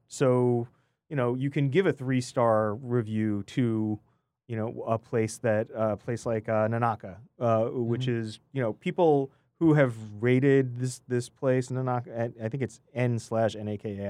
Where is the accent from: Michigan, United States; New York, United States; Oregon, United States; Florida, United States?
New York, United States; I'm a New Yorker at heart